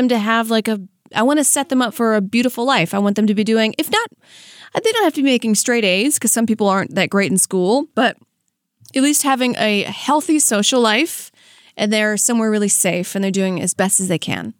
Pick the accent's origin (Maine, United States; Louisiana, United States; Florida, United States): Louisiana, United States; Franklinton; now in Hollywood, United States; I'm from Franklin Tenn, Louisiana